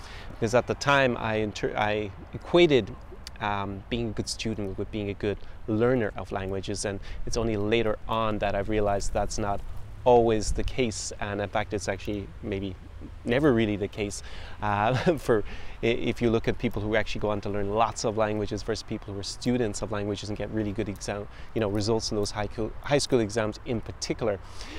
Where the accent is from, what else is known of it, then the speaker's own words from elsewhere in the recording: Ireland; moved away; also born or lived in United States / France / Belgium / Germany; And that's because I've lived in lots of countries since being born and growing up in Ireland. So you can probably hear different influences on my accent.